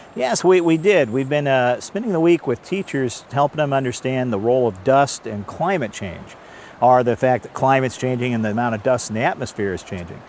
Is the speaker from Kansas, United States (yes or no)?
yes; Kansas, United States; I'm from I'm from Kansas